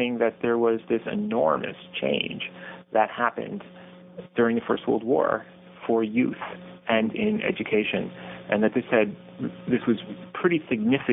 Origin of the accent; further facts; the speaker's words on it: Irvington, New York, United States; also born or lived in Germany; I grew up in Irvington, New York